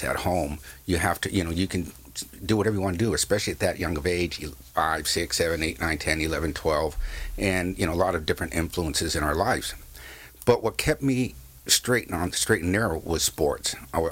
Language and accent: English; San Clemente, California, United States; I grew up in San Clemente with my dad